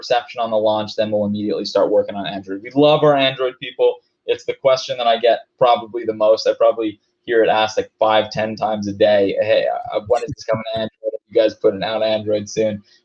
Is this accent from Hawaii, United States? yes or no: yes; Hawaii, United States; moved away; also born or lived in Denver, Colorado; I grew up in Hawaii